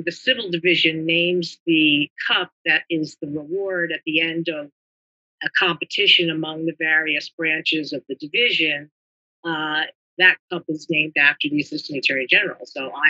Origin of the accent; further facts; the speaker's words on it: Glen Rock, New Jersey, United States; moved away as an adult; also born or lived in Brooklyn, New York / Boston / Washington area; born in New York, born in Brooklyn, raised in New Jersey, went to Glen Rock High School